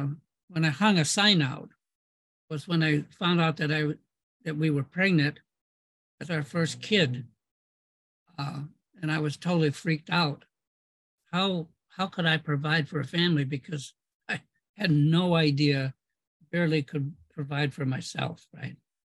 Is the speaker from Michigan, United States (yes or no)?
yes; Ann Arbor, Michigan, United States; also born or lived in Berkeley; I came from Ann Arbor, which was like the weak sister at that point. It's not anymore. It's a powerful center.